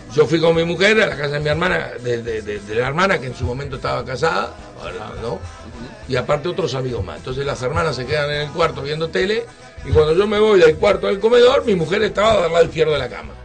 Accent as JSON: {"language": "Spanish", "country": "Uruguay", "also_born_or_lived": "Tel Aviv, Israel", "moved": "as an adult", "said": "Como cualquier uruguayo"}